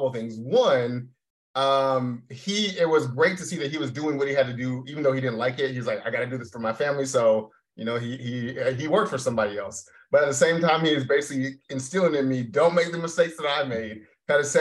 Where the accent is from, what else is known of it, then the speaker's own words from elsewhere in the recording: Tacoma, Washington, United States; moved away; I'm originally born and raised in Tacoma, Washington. So about 30 minutes south of Seattle